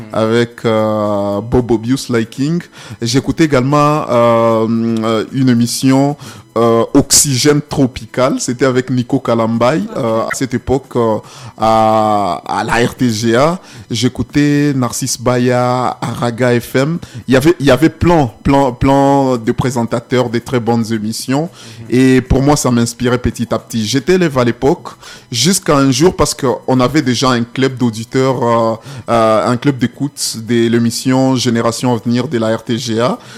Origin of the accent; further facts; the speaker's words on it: Goma, North Kivu, DR Congo; chez moi à Goma quand je mhm. rentre